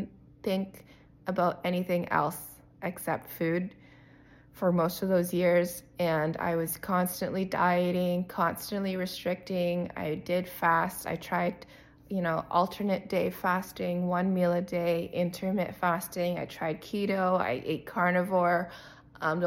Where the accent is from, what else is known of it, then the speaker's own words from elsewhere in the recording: Windsor, Ontario, Canada; I was raised in Windsor, Ontario, Canada, by immigrant parents